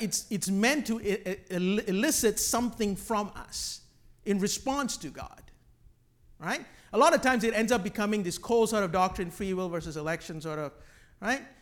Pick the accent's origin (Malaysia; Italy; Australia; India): Malaysia; I grew up on Hillsong music in Malaysia